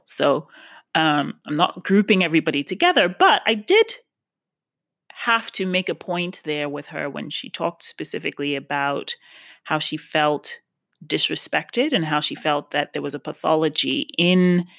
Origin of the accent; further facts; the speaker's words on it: New York, United States; now in West Hollywood, United States; Yes, I'm from New York. Yes, but obviously have lived in West Hollywood for half a decade. So I still identify with Los Angeles.